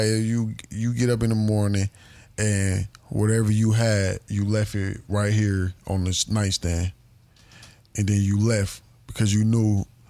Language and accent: English; Mississippi, United States; That's why I fucked with how we was raised in Mississippi. Because, nigga, everybody was outside, nigga.